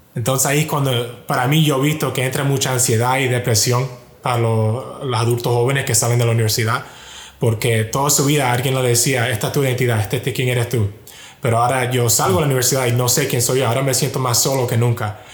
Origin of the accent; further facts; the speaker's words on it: Miami, Florida, United States; yo nací y crecí en Miami